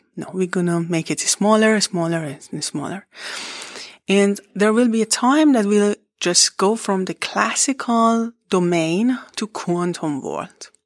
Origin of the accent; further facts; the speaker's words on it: Iran; English is a second language; moved away as an adult; also born or lived in Barcelona, Spain; now in Paderborn, Germany; I was born in Iran and I did my education in Iran